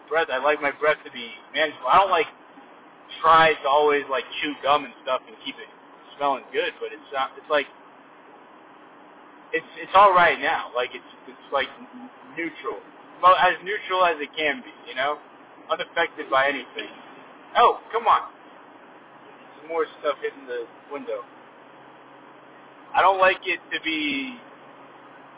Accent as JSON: {"language": "English", "area": "Silicon Valley", "region": "California", "country": "United States", "said": "I'm a city boy. I'm from the city"}